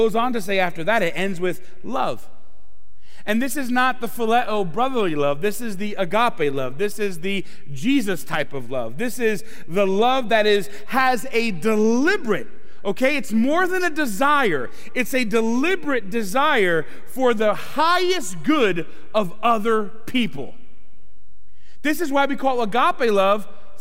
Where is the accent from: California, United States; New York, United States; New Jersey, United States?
New York, United States; Brooklyn; now in Philadelphia area, United States; I'm originally from Brooklyn, New York